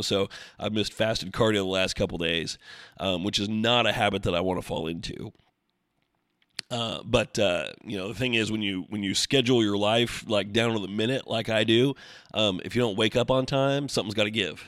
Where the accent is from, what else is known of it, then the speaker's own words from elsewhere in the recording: Oregon, United States; growing up in Oregon